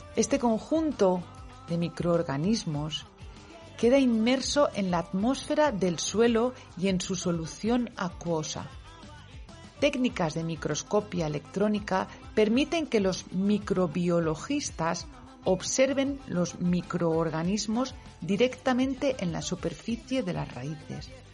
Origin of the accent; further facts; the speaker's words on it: Valencian speaker, Valencian Community, Spain; Yo soy valenciano parlante, lo sabéis pero también soy castellano parlante